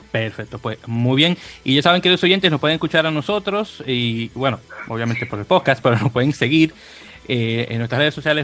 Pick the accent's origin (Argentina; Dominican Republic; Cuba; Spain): Dominican Republic; now in United States; yo soy de República Dominicana, aunque ya tengo 20 años viviendo, bueno, 21 años oficial, viviendo aquí en Estados Unidos.